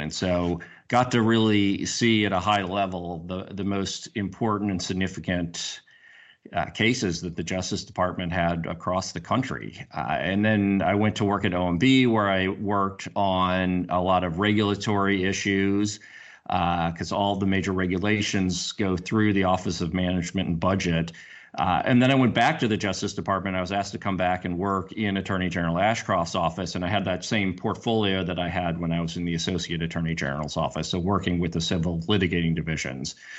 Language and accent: English; Missouri, United States; also born or lived in St. Louis, Missouri / Kansas City, Missouri; I'm from Missouri and have lived in both Saint Louis and Kansas City.